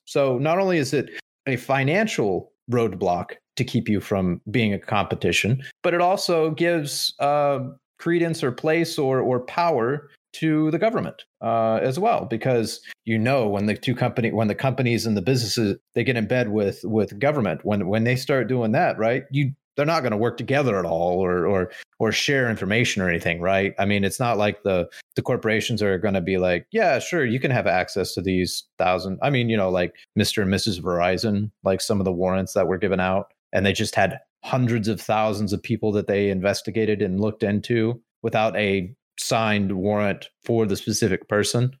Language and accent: English; United States; as American people